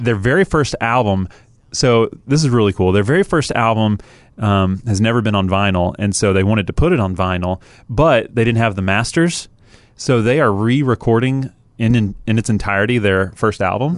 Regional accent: Atlanta, Georgia, United States; moved away; I grew up in Atlanta

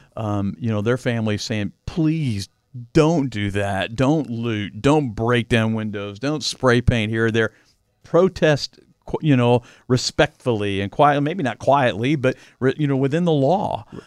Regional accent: Louisville, Kentucky, United States; I grew up in Fern Creek, Kentucky, a, a suburb of Louisville.

